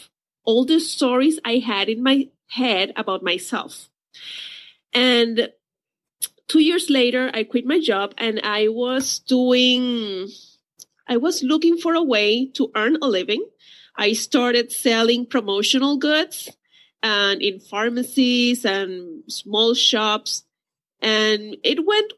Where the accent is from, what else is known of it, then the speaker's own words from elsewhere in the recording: Puerto Rico; I'm from Puerto Rico.